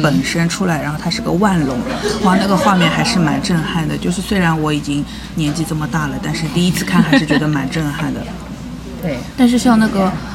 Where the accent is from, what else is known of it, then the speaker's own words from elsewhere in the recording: Shanghai, China; 我们上海人